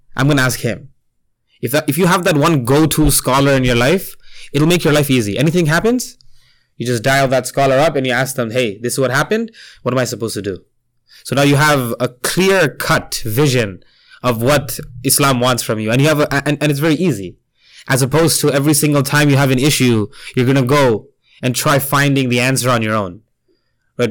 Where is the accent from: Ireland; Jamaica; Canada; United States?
Canada; Toronto, Ontario; also born or lived in India; I grew up here. I was born near Medina Masjid. That's so closer to downtown